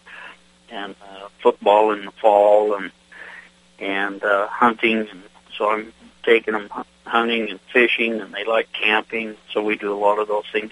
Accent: Idaho, United States; I was born and raised here in Idaho and in the Northwest, Western states.

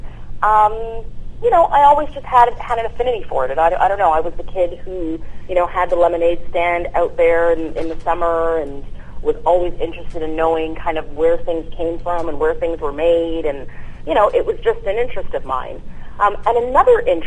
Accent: Ottawa, Ontario, Canada; moved away as an adult; now in United States; I was born and raised in Ottawa, Ontario, from parents who immigrated to Canada when they were young teenagers, from a little island in the Caribbean called St. Lucia

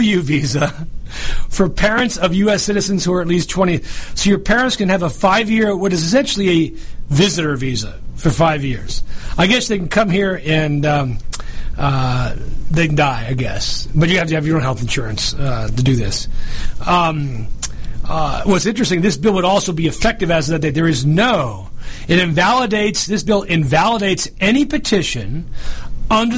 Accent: New York, United States; I'm from New York

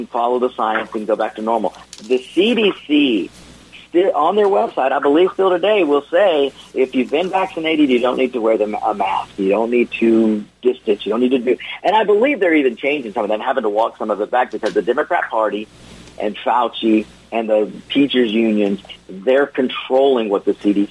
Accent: Georgia, United States; I'm from Georgia

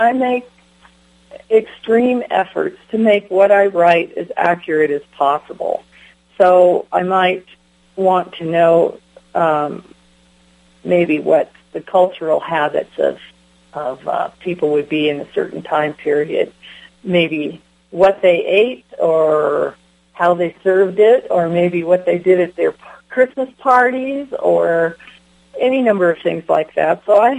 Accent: Delta, Colorado, United States; also born or lived in Wisconsin / Michigan / Golden, Colorado; Well, I was born in Wisconsin, but I was living in Michigan by the time I was three. Let's see. We moved from Michigan to Colorado when I was nine. And let's see, I lived in Golden, which is near Denver, and then I lived in Delta

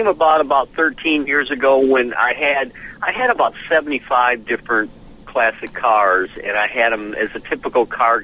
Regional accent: Romeo, Michigan, United States; now in Nashville, United States; we grew up in Romeo, north of Detroit, small town, maybe 10,000 people

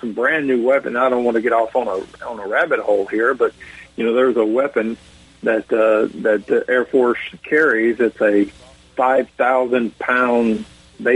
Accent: the South, United States; growing up in the South

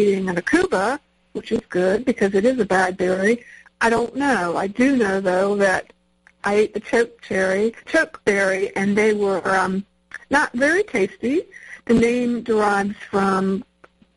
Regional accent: Norfolk, Virginia, United States; When I was a kid, I grew up in Norfolk, Virginia

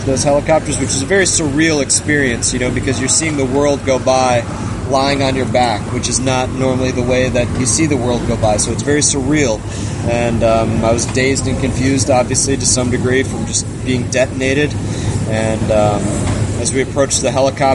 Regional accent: Fort Lauderdale, Florida, United States; also born or lived in Grand Rapids, Michigan; I was raised in Grand Rapids, Michigan, but I call South Florida, I call Fort Lauderdale area home. This is an area that I spent my whole life in. I pretty much grew up around the Fort Lauderdale area

